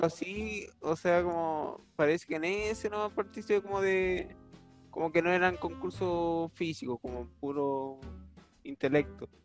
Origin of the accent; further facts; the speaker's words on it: Vicuña, Coquimbo, Chile; yo soy de Vicuña